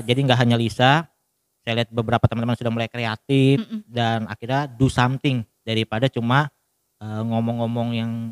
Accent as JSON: {"language": "Indonesian", "town": "Balikpapan", "region": "East Kalimantan", "country": "Indonesia", "said": "kita orang Balikpapan bilang dia bukan superhero"}